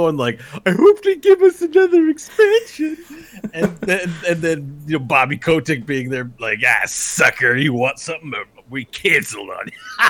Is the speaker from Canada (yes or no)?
yes; Canada; I'm Canadian